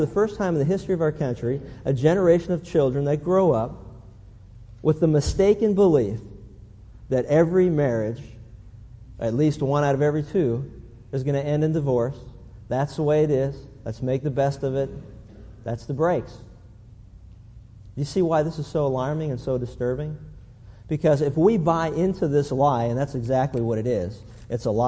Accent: Pennsylvania, United States; as a kid growing up in Pennsylvania

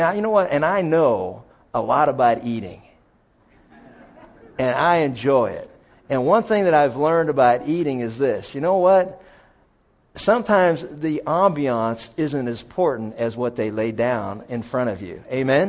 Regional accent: Pennsylvania, United States; some of the best places when I was a kid growing up in Pennsylvania that I ate were places that, you know, where there was a pool stick coming past your head.

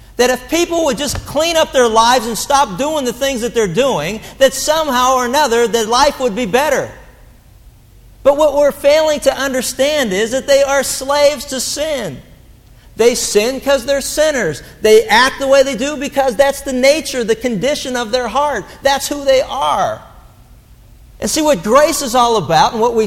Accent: Pittsburgh, Pennsylvania, United States; growing up in Pittsburgh, English was almost a primary language

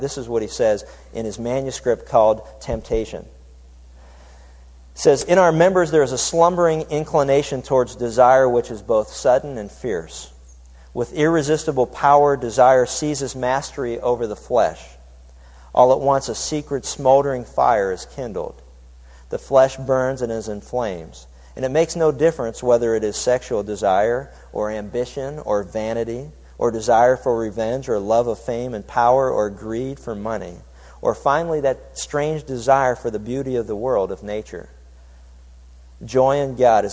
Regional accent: Pittsburgh, Pennsylvania, United States; When I was growing up in Pittsburgh, Pennsylvania, there was a little town north of us

